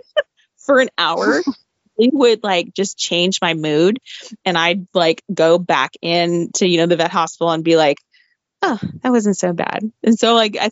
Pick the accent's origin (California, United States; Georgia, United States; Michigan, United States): California, United States; Southern; growing up in Southern California